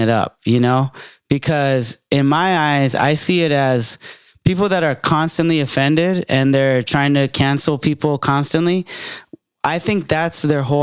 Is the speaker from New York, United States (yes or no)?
no; Bay Area, California, United States; I'm from the Bay